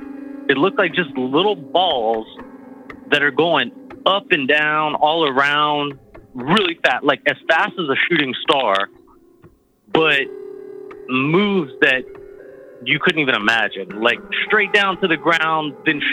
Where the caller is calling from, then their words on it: Louisiana, United States; from Louisiana.